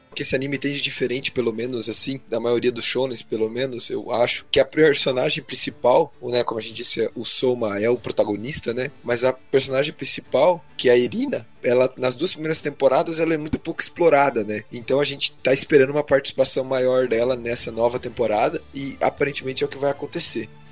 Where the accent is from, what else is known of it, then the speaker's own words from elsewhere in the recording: Curitiba, Paraná, Brazil; eu sou de Curitiba, capital paranaense.